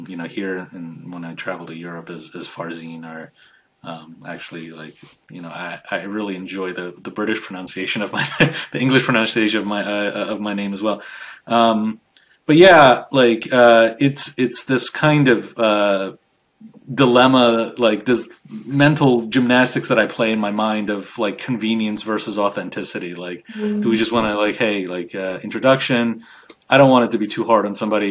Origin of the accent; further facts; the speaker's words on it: United States; also born or lived in Iran; I grew up in the United States. I came to the US when I was 5